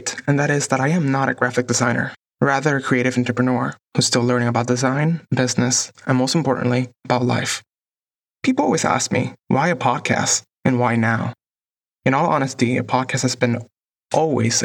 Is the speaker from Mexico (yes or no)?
no; Puerto Rico; moved away as an adult; now in Los Angeles, United States; I was born and raised in Puerto Rico and have been living in Los Angeles for the last